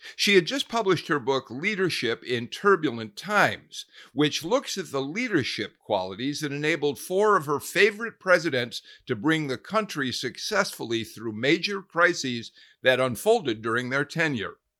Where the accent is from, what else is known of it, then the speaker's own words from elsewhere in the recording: Chicago, Illinois, United States; moved away as an adult; now in Georgia, United States; I'm a Chicagoan, but I've been in Georgia for thirty-five years